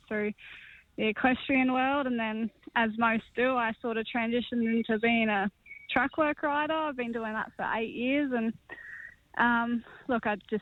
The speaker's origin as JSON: {"language": "English", "country": "Australia", "said": "I'm Australian through and through"}